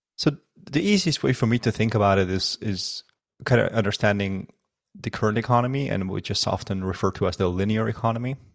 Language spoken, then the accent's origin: English; Netherlands; also born or lived in Afghanistan; I was born in Afghanistan. Um, in nineteen ninety-two, and, uh, lived there for a couple of years, and I was very little, uh, obviously, uh, due to the war and any conflict, uh, moved to the Netherlands, uh, when I was only seven. And that's where I, um, kinda spent the rest of my life